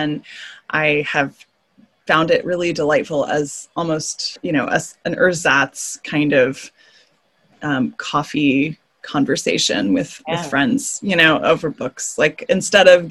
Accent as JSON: {"language": "English", "region": "Texas", "country": "United States", "tie": "born or raised there", "said": "my home state"}